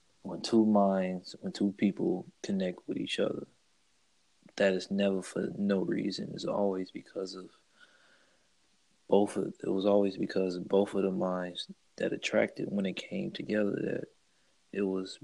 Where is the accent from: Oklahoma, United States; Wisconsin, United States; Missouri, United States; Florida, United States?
Missouri, United States; St. Louis; also born or lived in Oakland, California; I was born in Oakland and raised in St. Louis